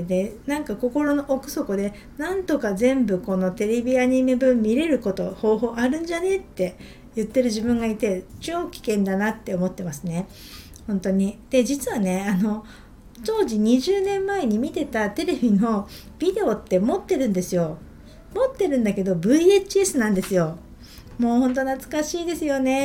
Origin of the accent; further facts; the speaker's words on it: Niigata, Japan; 私一応新潟出身